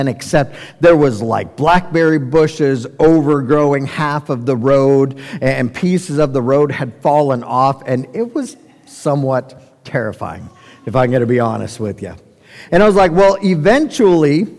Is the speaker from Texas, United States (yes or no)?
no; Colorado, United States; we're from Colorado.